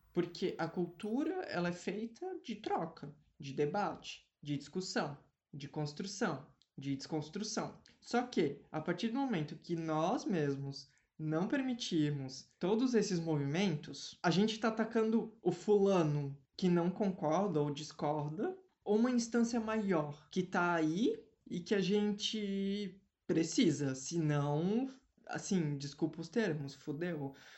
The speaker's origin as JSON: {"language": "Portuguese", "country": "Brazil", "said": "a gente, enquanto brasileiro"}